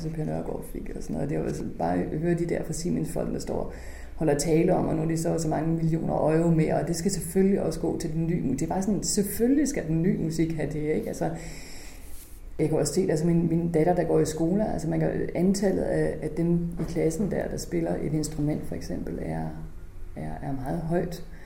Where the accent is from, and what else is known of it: Holstebro, Central Denmark Region, Denmark; born or raised there; moved away